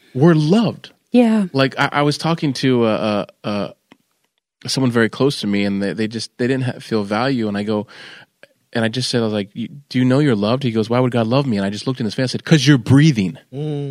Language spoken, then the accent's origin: English; California, United States; moved away; also born or lived in Manassas, Virginia; I'm from California